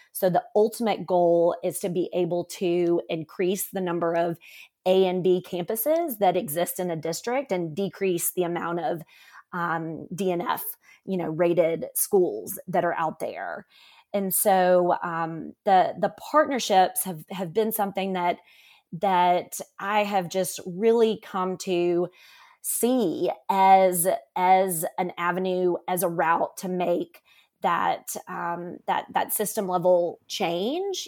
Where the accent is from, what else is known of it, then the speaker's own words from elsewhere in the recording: Memphis, Tennessee, United States; I currently live in, in my hometown where I grew up, which is Memphis, Tennessee